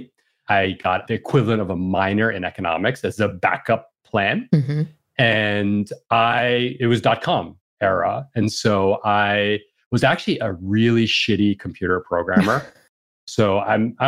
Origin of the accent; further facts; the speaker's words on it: New York City, New York, United States; growing up in New York City, 14th Street and Avenue A, East Village